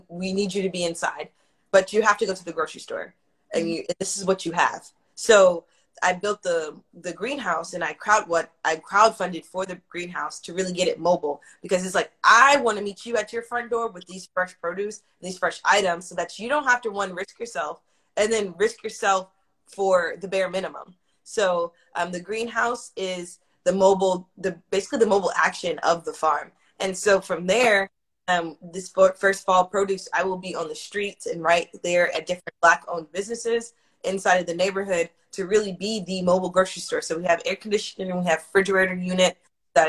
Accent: Pearland, Texas, United States; the same street that I live on now is the same street I grew up on in Pearland

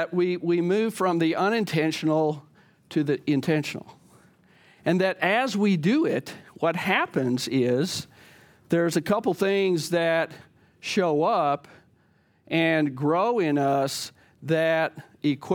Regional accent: the South, United States; I grew up in the South, I remember it being in the South.

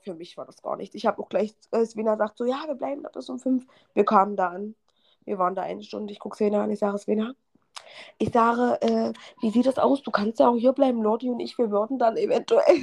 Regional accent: Halle, Saxony-Anhalt, Germany; meine Freundin und ich, die, wir, wir kommen ja beide aus Halle

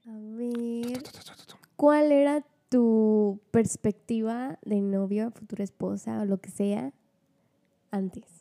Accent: Ciudad Valles, San Luis Potosí, Mexico; yo soy de Valles, soy Ciudad Valles, en Luis Potosí

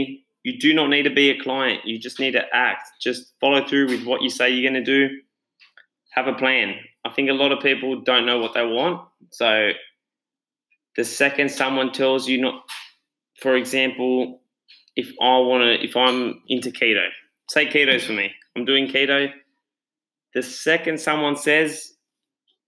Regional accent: Australia; I'm the Aussie Tony Robbins

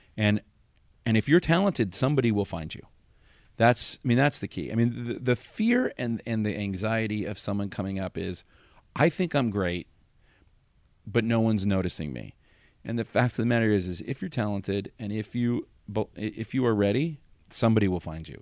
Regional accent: Los Angeles, California, United States; I grew up in Los Angeles

